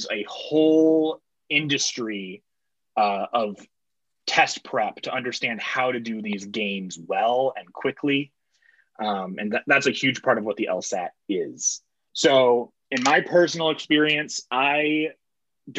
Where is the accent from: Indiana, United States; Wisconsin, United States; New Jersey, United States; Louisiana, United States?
Indiana, United States; South Bend; I'm originally from South Bend